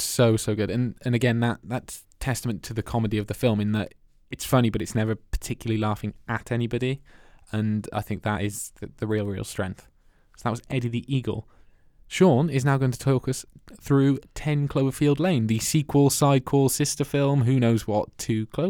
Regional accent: Wales, United Kingdom; I'm from Wales.

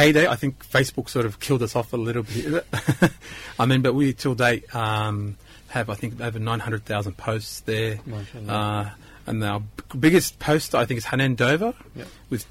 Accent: Australia; also born or lived in Egypt; I always say that I'm Australian, but there's some things of Egypt that you can't take out of me.

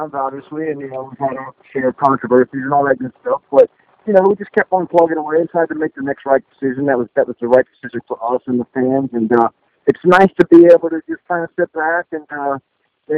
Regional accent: Mississippi, United States; also born or lived in Westwego, Louisiana; now in Nashville, United States; I grew up in Mississippi, but when I did football in Louisiana, I lived in West Oligo, which is right outside of New Orleans when I was a kid

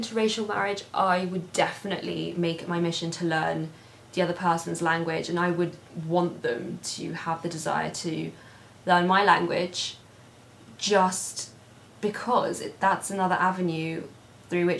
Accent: London, United Kingdom; I'm born and raised in London.

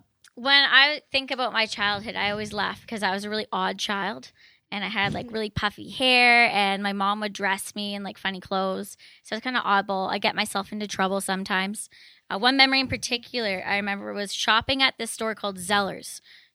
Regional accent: Maple Ridge, British Columbia, Canada; I actually grew up in Maple Ridge. Then after I was done growing up in Maple Ridge, I started university at Trinity Western.

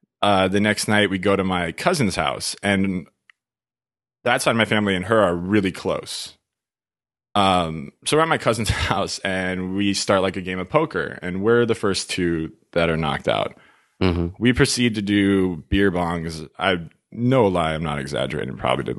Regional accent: Los Angeles, California, United States; I'm from LA.

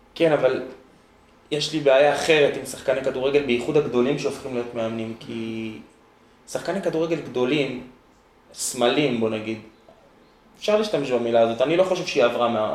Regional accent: Jerusalem, Jerusalem District, Israel; also born or lived in Gilo, Jerusalem / Har Homa, Jerusalem; גדלתי ממש ממש שם, ואז עברנו עם כל המשפחה לגילו

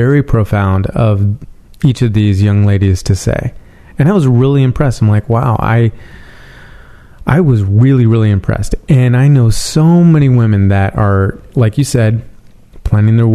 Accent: San Francisco, California, United States; now in Los Angeles, United States; I'm from San Francisco

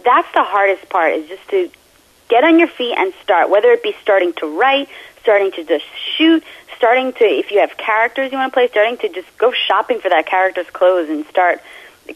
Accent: New York, United States; also born or lived in Italy; I'm from New York, born and raised in New York, Italian background

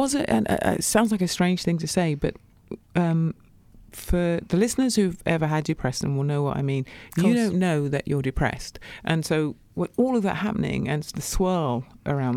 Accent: Coventry, West Midlands, United Kingdom; moved away; also born or lived in Birmingham; growing up in Coventry

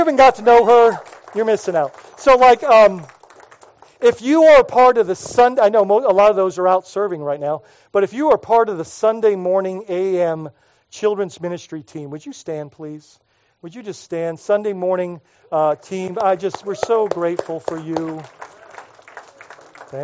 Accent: Bahamas; moved away; when I was growing up in the Bahamas

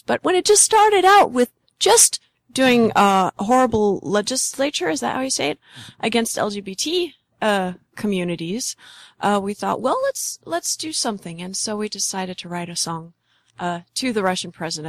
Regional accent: Southern Germany, Germany; moved away; also born or lived in Berlin; In my hometown

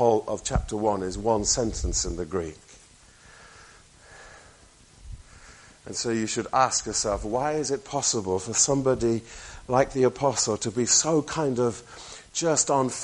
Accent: near Birmingham, West Midlands, United Kingdom; I was born near Birmingham

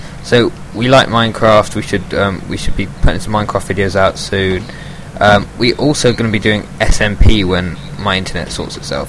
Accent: United Kingdom; we're British and we like tea.

